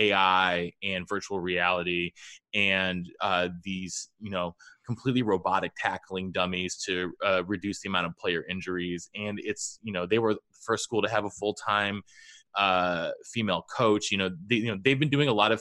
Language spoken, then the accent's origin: English; Hanover, New Hampshire, United States; Dartmouth is my hometown.